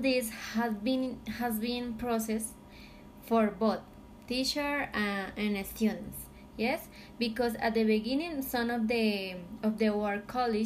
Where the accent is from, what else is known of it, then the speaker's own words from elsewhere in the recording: Philippines; I am from Philippines